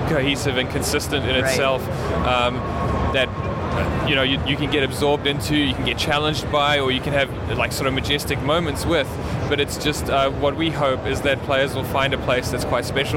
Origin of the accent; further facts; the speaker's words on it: New Zealand; We're from New Zealand